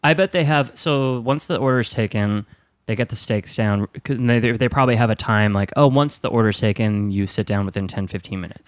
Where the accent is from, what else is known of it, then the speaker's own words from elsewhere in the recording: Wisconsin, United States; I'm from Wisconsin